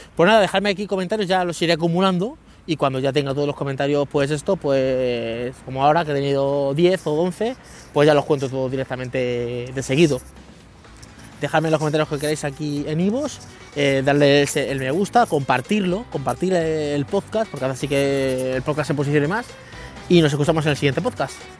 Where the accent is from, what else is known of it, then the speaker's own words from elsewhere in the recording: Leganés, Community of Madrid, Spain; moved away; also born or lived in Guadalupe; yo vivía en Leganés, en San Nicasio, en un barrio de, Leganés, que a mí me encanta, yo soy amante de San Nicasio, o sea, es mi barrio, es de toda la vida, he estado 15 años allí